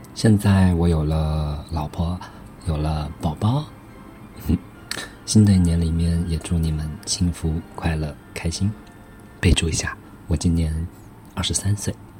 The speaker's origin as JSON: {"language": "Chinese", "town": "Fuzhou", "region": "Fujian", "country": "China", "moved": "yes", "lives_now": "Hangzhou, China", "said": "，我是来自福建福州的朋友，现在在杭州。"}